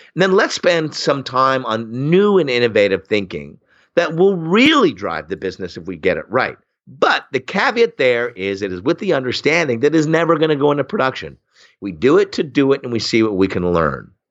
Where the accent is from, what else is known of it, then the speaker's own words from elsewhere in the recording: Oshawa, Ontario, Canada; I grew up in Oshawa, Ontario, which is Canada's Flint, Michigan.